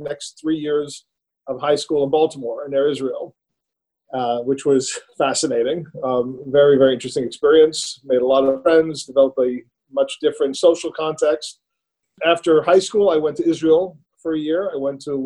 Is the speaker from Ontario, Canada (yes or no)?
no; Montreal, Quebec, Canada; I grew up in Montreal, in Canada